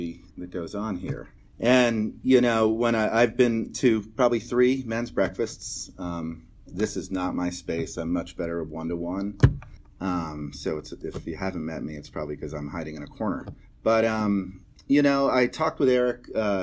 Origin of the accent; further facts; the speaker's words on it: Connecticut, United States; I'm from Connecticut. My dad was a car dealer. My mom was a housewife